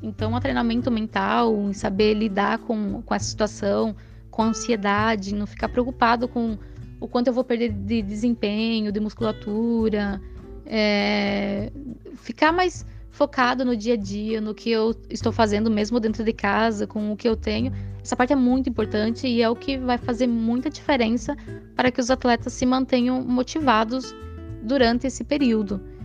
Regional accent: Santa Catarina, Brazil; moved away; desde que eu saí de Santa Catarina, deixei lá a minha família

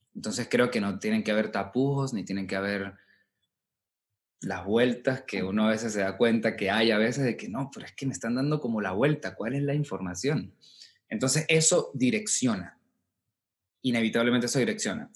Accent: Colón, Táchira, Venezuela; moved away as an adult; also born or lived in Caracas / Mexico; vengo de Colón, yo viajaba de Colón a San Cristóbal, veía clases con él.

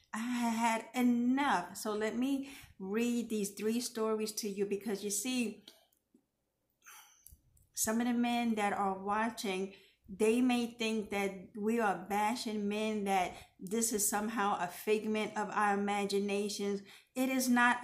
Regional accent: New York City, New York, United States; my hometown of New York City

